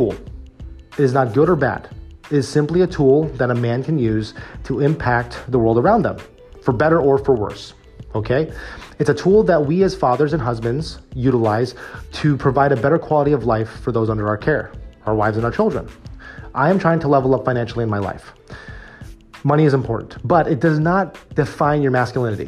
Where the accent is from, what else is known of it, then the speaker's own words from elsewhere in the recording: United States; as a Filipino-American man, as a guy who grew up in Filipino-American Catholic church communities growing up